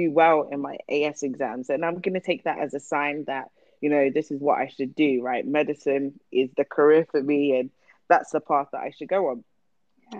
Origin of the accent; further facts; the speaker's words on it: Luton, East of England, United Kingdom; I grew up in Luton.